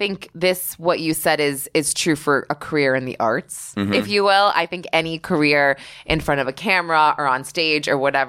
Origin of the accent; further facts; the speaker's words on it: New York, United States; My only issue is that as a New Yorker who loves comedy, when I go to these clubs, like I try to go to the Comic Strip like every other – I live 3 blocks away.